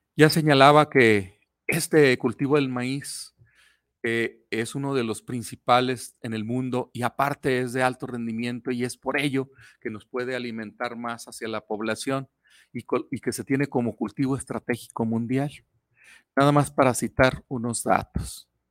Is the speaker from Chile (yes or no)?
no; Mexico; nosotros como mexicanos